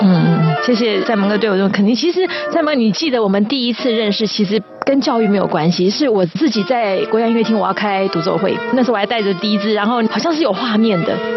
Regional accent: Taiwan; 身为一个台湾人

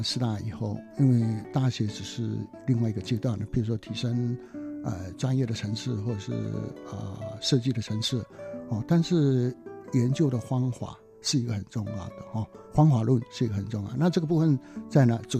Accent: Taitung County, Taiwan; 因为我故乡在台东嘛，那台东就是有一个天主教的学校，是非常木工非常有名的学校哦。

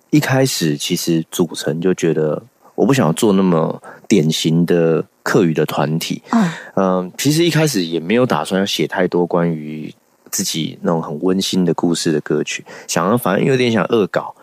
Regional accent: Hsinchu, Hsinchu City, Taiwan; first language Hakka and Taiwanese Hokkien; also born or lived in Taipei; 就是新竹的，呃，新竹市。啊。啊，算是竹堑城，我们家有七代

